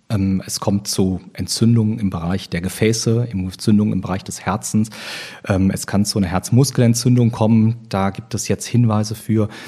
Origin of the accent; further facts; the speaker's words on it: Oberhausen, North Rhine-Westphalia, Germany; also born or lived in Cologne / Düsseldorf; bin geboren in Köln, aufgewachsen in Oberhausen, also ein Kind des Ruhrgebietes und in Düsseldorf